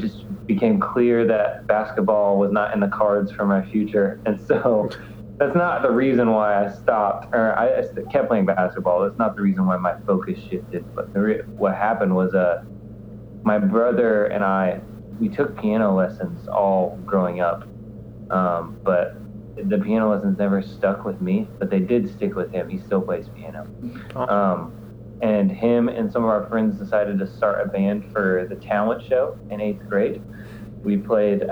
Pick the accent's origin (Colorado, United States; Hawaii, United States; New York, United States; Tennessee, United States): Tennessee, United States; Nashville; also born or lived in Evansville, Indiana; we moved down to Nashville, Tennessee when I was 5